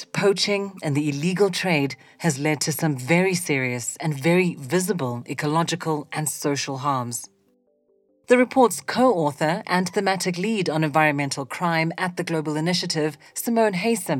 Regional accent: South Africa; I'm South African. I've spent my whole life in the country

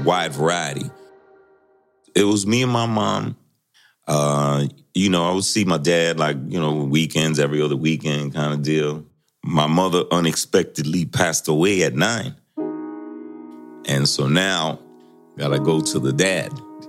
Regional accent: New York City, New York, United States; I was born in the Bronx, BX

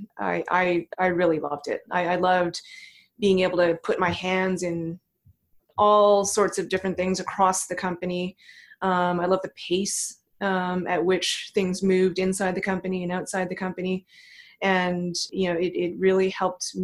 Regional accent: Thornhill, Ontario, Canada; I grew up in Toronto. Technically, I grew up just north of Toronto in a suburb called Thornhill, Ontario

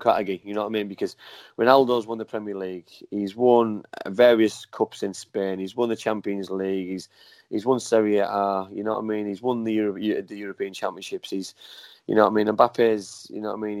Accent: England, United Kingdom; I was born in England. My mum and dad were English. You know what I mean? I'm a proud Englishman

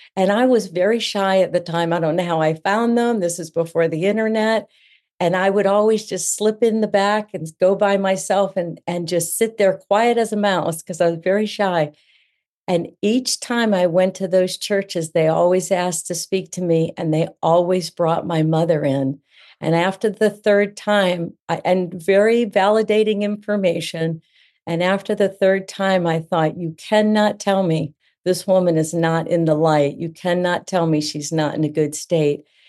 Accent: Central Florida, United States; also born or lived in New England; I live in Central Florida. I've been here since elementary school. This is home now, although I was born in New England

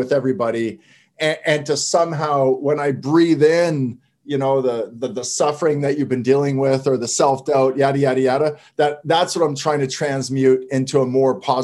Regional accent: Canada; I'm French Canadian

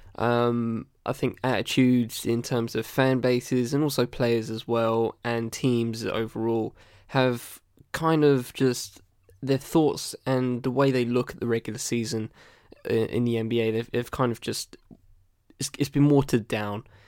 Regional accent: United Kingdom; as a British person

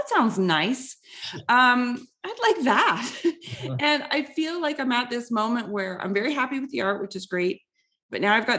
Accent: Canada; being Canadian and a woman

